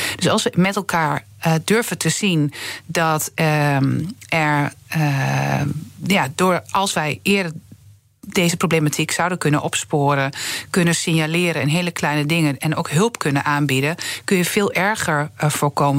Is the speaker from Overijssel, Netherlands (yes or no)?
yes; Twente, Overijssel, Netherlands; ik kom uit Twente